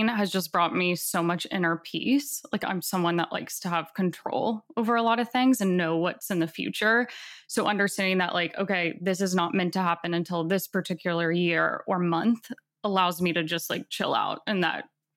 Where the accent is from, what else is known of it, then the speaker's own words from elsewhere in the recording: the South of America, United States; I grew up in the South of America, which is very religious